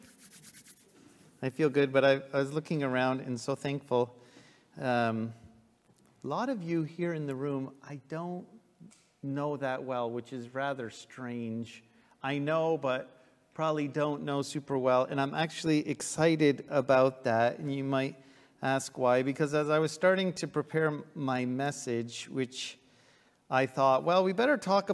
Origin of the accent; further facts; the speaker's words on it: Trenton, Ontario, Canada; also born or lived in Ottawa; I grew up in Trenton, and at that church